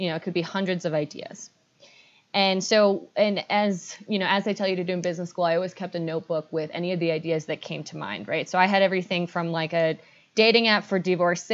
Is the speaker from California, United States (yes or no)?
no; New York, United States; also born or lived in northern Chile; I was initially born in the north of Chile. Actually, my mom's Chilean and my father's British. I grew up in New York